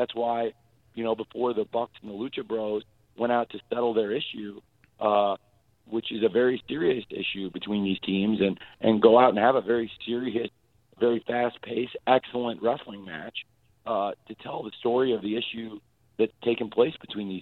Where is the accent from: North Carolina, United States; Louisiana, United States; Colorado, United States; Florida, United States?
Florida, United States; Jacksonville; my hometown of Jacksonville